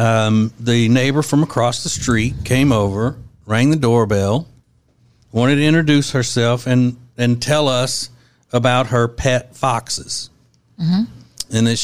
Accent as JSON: {"language": "English", "region": "Louisiana", "country": "United States", "moved": "yes", "said": "we're both from Louisiana, and I grew up hunting and fishing and all"}